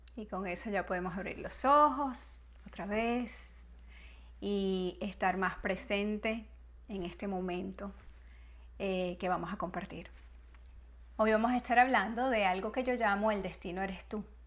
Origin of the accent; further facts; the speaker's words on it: Venezuela; moved away as an adult; also born or lived in Spain; now in United States; Después mi nacionalidad, soy venezolana, pero soy también americana. Me fui de, los, de mi país cuando era muy joven y me vine a vivir a los Estados Unidos desde entonces